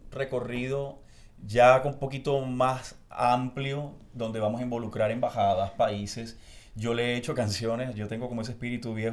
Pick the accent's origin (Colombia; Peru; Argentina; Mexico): Colombia; Barranquilla, Atlántico; y yo creo que ese swing y ese kit que tiene uno como costeño, como barranquillero, es espectacular porque no sé, te conecta de una manera diferente y te relaciona.